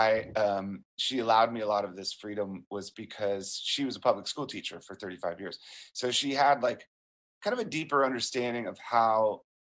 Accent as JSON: {"language": "English", "town": "Springfield", "region": "Virginia", "country": "United States", "tie": "born or raised there", "said": "growing up in Springfield, Virginia, just outside of D.C."}